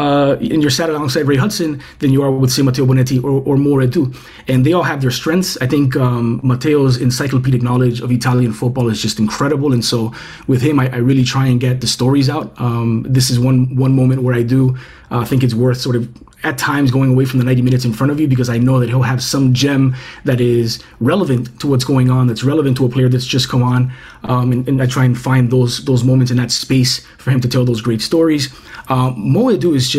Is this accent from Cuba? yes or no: yes; Cuba; I was born in Cuba